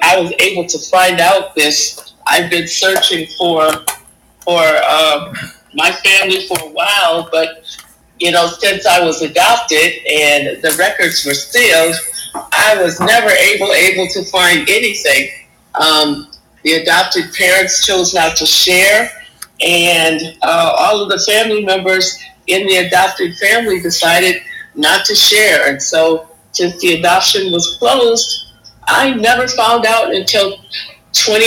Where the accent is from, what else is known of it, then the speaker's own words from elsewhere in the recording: St. Paul, Minnesota, United States; moved away; also born or lived in Connecticut; I grew up in Minnesota